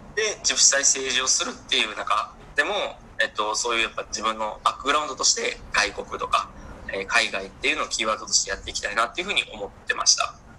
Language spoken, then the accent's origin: Japanese; Kawanishi, Hyogo, Japan; moved away as an adult; also born or lived in Singapore / Myanmar; now in Jakarta, Indonesia; 自分の地元兵庫県または兵庫県の川西市っていうところで